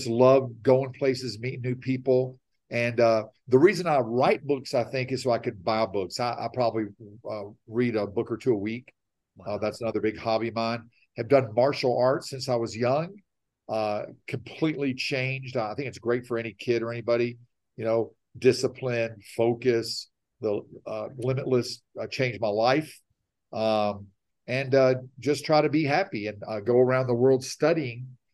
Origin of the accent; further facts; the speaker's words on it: Nashville, Tennessee, United States; born and raised in Nashville, Tennessee.